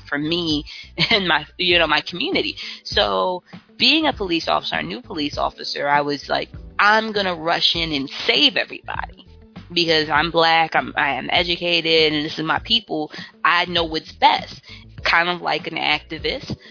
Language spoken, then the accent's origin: English; Baltimore, Maryland, United States; I'm from West Baltimore. I grew up in poverty